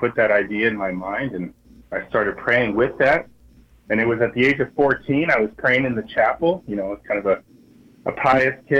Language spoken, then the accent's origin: English; New Mexico, United States; moved away as an adult; also born or lived in New York / California / Indiana; now in New Orleans, United States; I am from New Mexico